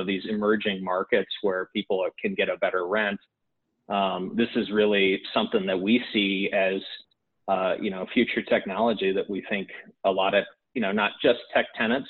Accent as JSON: {"language": "English", "country": "Canada", "said": "us, you know, being Canadian developers"}